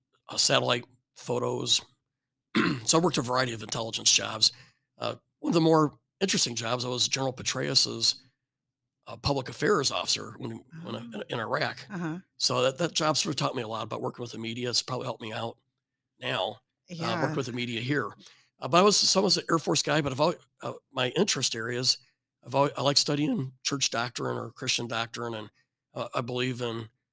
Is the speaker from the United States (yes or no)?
yes; rural Illinois, United States; moved away; I was raised in rural Illinois, corn and soybeans